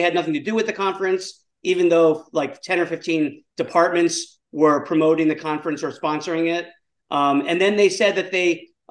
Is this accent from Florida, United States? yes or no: yes; Miami, Florida, United States; also born or lived in New York; I grew up in Miami, but originally a New Yorker